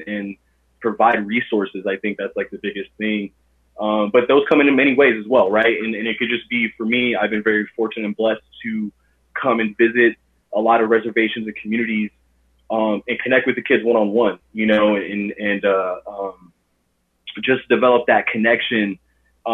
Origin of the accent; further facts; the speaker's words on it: Los Angeles, California, United States; I was born and raised in Los Angeles, California